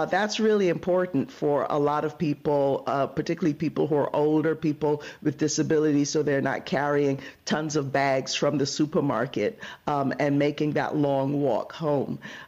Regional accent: Barbados; also born or lived in Brooklyn, United States; now in United States; when I lived in Brooklyn before moving to California, that was the place that my family, we immigrated from Barbados to Crown Heights.

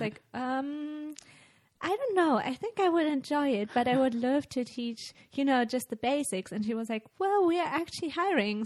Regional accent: Germany; English is a second language; now in Austria; I'm originally from Germany

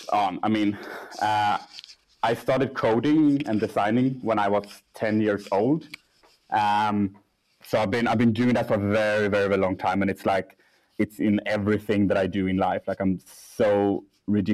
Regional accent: Gothenburg, Västra Götaland, Sweden; moved away as an adult; also born or lived in Cartagena, Colombia; now in Stockholm, Sweden; I'm raised in Gothenburg

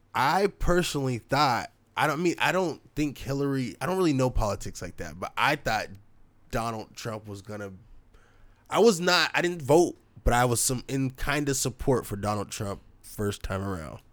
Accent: Portland, Oregon, United States; we're from Portland, Oregon

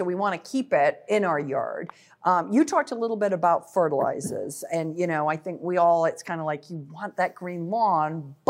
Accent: United Kingdom; now in Illinois, United States; I'm from Britain

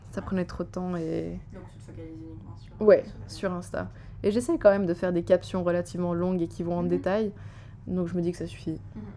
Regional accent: Geneva, Switzerland; je suis genevoise

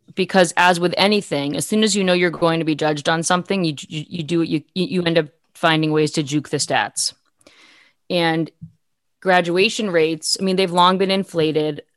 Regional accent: Massachusetts, United States; born or raised there; moved away as an adult

